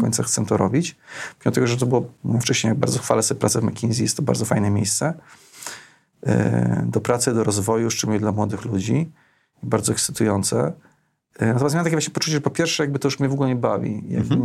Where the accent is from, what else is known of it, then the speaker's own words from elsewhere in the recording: Opole, Opole Voivodeship, Poland; now in Warsaw, Poland; Ja pochodzę z Opola